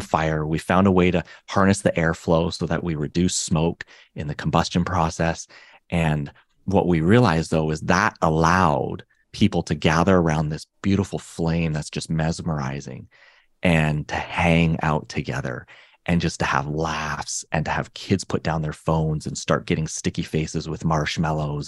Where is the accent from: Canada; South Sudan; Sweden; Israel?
Canada; me and my brother, we grew up in Canada